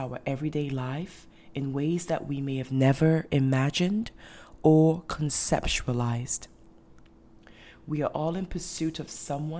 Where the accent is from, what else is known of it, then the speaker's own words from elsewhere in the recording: Ghana; also born or lived in Europe / North America; your host. I'm originally from Ghana. I was born and raised in Ghana, but I also moved around the world, and I grew up in different countries as well.